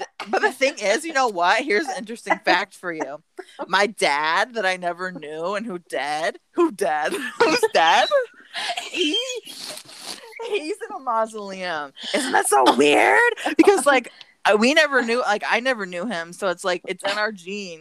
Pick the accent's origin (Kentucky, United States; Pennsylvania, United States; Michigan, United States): Michigan, United States; my hometown cemetery, mm-hmm. which is like a very tiny town in Michigan.